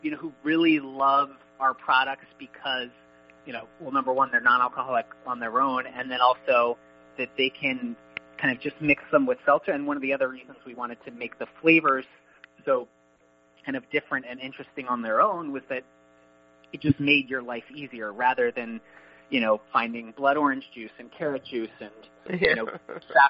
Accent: Annapolis, Maryland, United States; also born or lived in Boston; now in Arlington, United States; I grew up in Annapolis

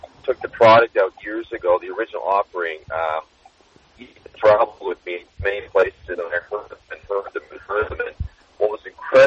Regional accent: Toronto, Ontario, Canada; moved away as an adult; now in South Florida, United States; I'm born and raised in Toronto, played hockey my whole life. I left Canada a long time ago

